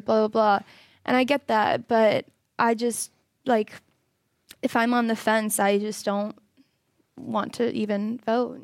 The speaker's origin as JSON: {"language": "English", "region": "Florida", "country": "United States", "said": "I'm from Florida"}